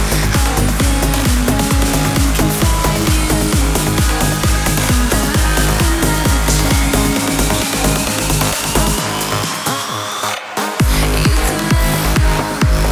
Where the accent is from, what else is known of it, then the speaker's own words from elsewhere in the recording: Lelystad, Flevoland, Netherlands; here in Lelystad, my hometown